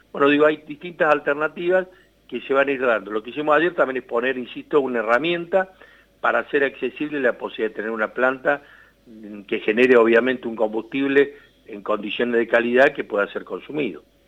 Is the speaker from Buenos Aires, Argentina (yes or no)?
no; Serrano, Córdoba, Argentina; de Serrano Córdoba, de mi pueblo